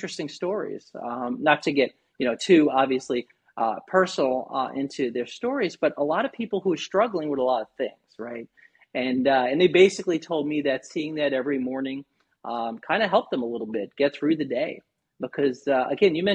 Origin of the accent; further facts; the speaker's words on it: New York, United States; moved away as an adult; now in Naples, United States; born and raised in New York. In 2008, my family and I relocated down to beautiful Southwest Florida, right in the Naples area